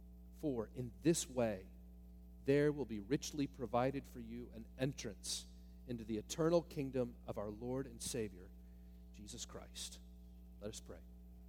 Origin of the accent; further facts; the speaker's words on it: Northwest Ohio, United States; I grew up in Northwest Ohio near the home of the astronaut Neil Armstrong